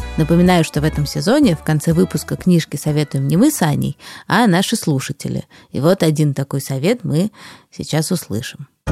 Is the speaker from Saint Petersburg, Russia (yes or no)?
yes; Saint Petersburg, Russia; Я родился и живу в Санкт-Петербурге